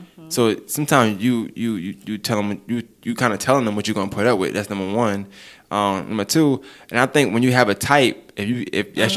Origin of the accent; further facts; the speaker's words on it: New York, United States; I'm from New York